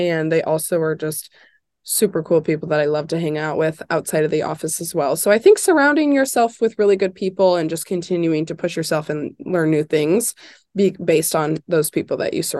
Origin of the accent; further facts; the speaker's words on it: Indiana, United States; So I am from Indiana, and I was super aware growing up of IU.